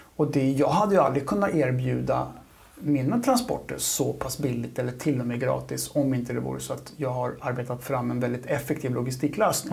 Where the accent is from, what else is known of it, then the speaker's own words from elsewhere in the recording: Huddinge, Stockholm County, Sweden; also born or lived in Hägersten; jag är från Huddinge. Mm. Eh, Huddinge-grabb